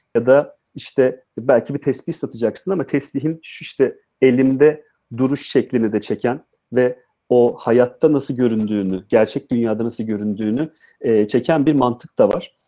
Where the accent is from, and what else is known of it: Adıyaman, Turkey; moved away